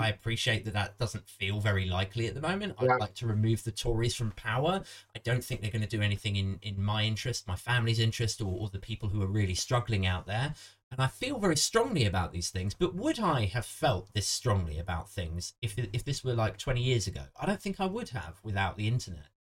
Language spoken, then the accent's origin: English; Maidenhead, South East England, United Kingdom; I'm from Maidenhead originally.